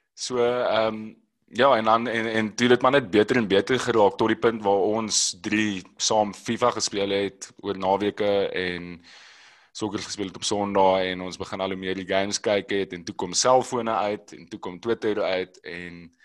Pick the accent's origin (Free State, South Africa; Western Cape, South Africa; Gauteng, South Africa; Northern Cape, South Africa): Western Cape, South Africa; Robertson; ek het groot geword in Robertson